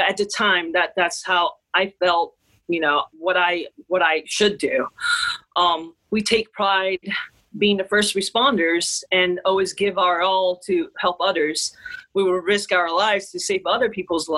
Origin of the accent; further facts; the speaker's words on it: Taiwan; moved away; I'm from Taiwan